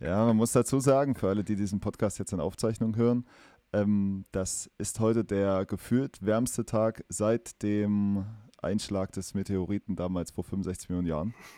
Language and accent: German; East Germany, Germany; accent: East German; now in Erfurt, Germany; meinen äh, ostdeutschen Dialekt